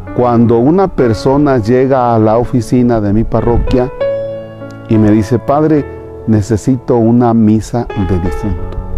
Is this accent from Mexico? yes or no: yes; Mexico; nuestro México. Pero somos muy guadalupanos